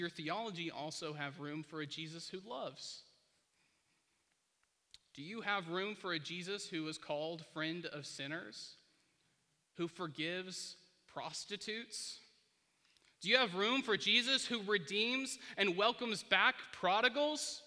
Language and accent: English; United States; born or raised there